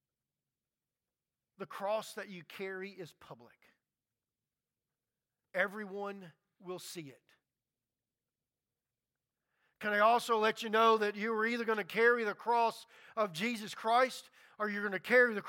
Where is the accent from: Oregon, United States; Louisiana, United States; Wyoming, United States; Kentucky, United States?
Louisiana, United States; Baton Rouge; I grew up in Baton Rouge, Louisiana, and there's a lot of Catholics